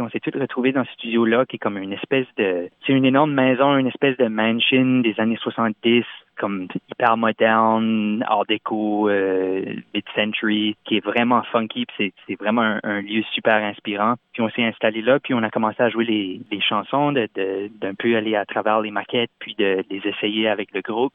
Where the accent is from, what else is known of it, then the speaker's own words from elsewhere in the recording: Moncton, New Brunswick, Canada; accent: Chiac; first language French (Chiac); je suis originaire de Moncton au Nouveau-Brunswick